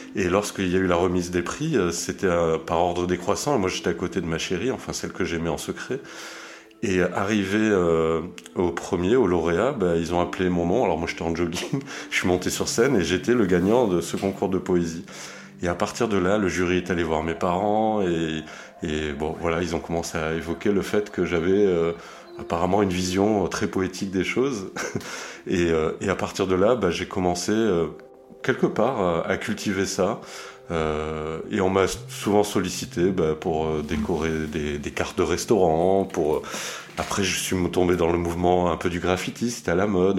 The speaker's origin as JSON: {"language": "French", "region": "south of France", "country": "France", "tie": "born or raised there", "also_born_or_lived": "Zurich, Switzerland", "said": "moi je suis suisse hein, au départ, donc je suis né à Zurich et j'ai déménagé dans le sud de la France à l'âge de, de 8-9 ans"}